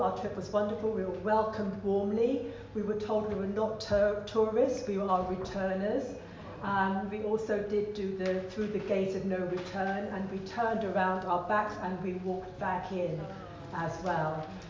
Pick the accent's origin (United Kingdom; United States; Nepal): United Kingdom; London; I was born in London. Both my parents are Guyanese.